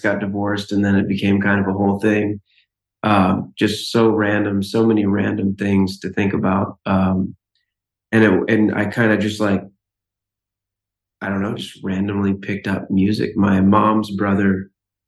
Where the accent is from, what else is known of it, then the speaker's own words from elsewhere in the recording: Lafayette, Louisiana, United States; I'm from Louisiana, and the high school I went to is in Louisiana also